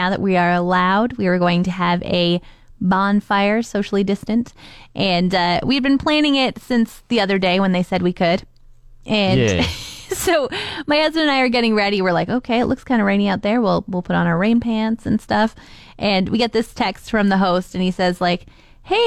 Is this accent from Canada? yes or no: yes; Canada; also born or lived in Australia; I'm from Canada. There's lots of space